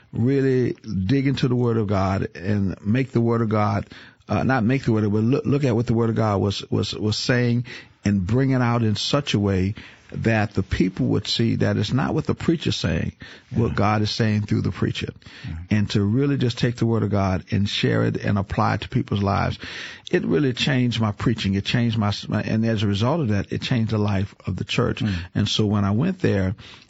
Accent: New Orleans, Louisiana, United States; I grew up in New Orleans, been there all my life

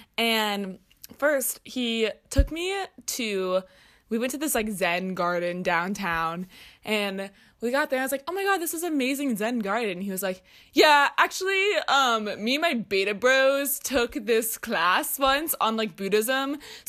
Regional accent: Houston, Texas, United States; So, I decided to go on a Bumble date when I was at home in my hometown of Houston, Texas.

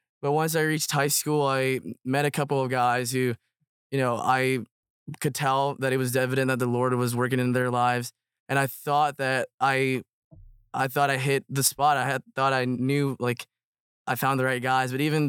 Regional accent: United States; also born or lived in Myanmar; So I was born in Burma. And then we moved to the United States when I was around 5, is when I started kindergarten.

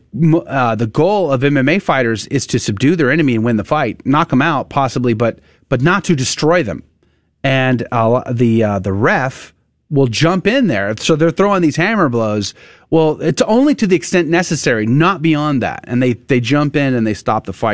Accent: United States; as an American

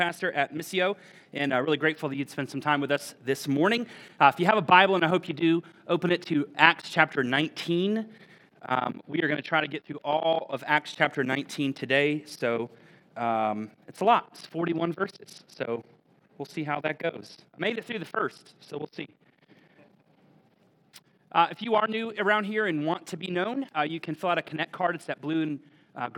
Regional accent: Florida, United States; moved away; I'd be from Florida

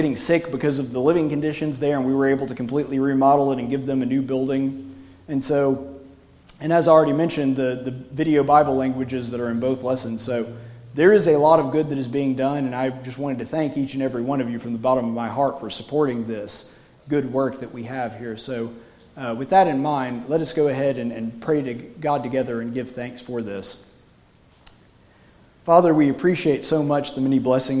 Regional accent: United States; as an American going over there

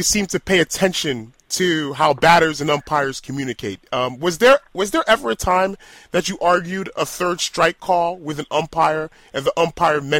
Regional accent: New York City, New York, United States; I grew up in New York City

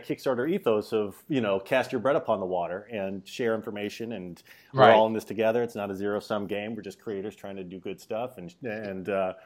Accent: Dallas, Texas, United States; now in New York, United States; I'm from New York, though. Well, I grew up in Dallas, but I've been in New York for 20 years.

